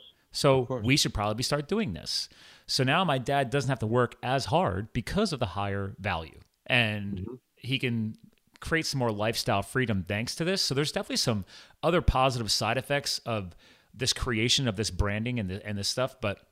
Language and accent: English; Pennsylvania, United States; also born or lived in New Jersey; so I was born in New Jersey. My dad had a dairy farm down there. So we did actually have a large farm at one point in time, but I was too young to really remember. And then we moved to Pennsylvania years later.